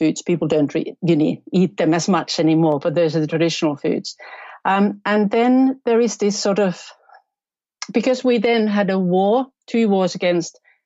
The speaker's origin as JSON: {"language": "English", "town": "Tampere", "region": "Pirkanmaa", "country": "Finland", "second_language": "English", "said": "Where I'm from in Tampere"}